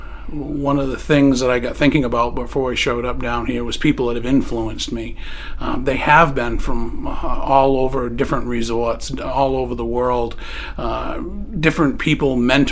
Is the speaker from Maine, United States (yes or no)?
yes; Maine, United States; I came from Tickham, went to Saddleback, started work at Sugarloaf, went to Sunday River.